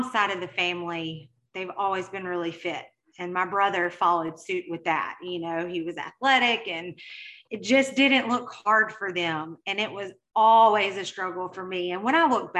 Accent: Mississippi, United States; accent: Mississippi; I am currently based in Mississippi, if you couldn't tell by my accent

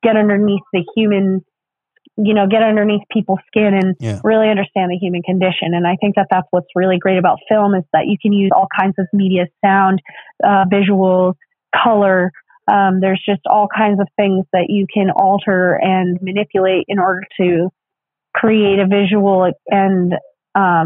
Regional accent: Putnam, Connecticut, United States; I am from Putnam, Connecticut

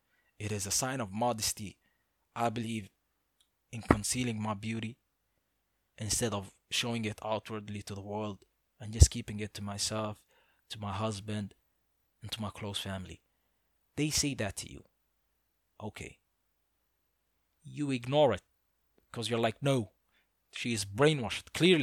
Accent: United Arab Emirates; I thank God every day for, growing up in the Middle East, because I feel that you could be a different religion and still be comfortable with it in most of the Middle East. So, like let's say in the UAE, I've had tons of Christian teachers.

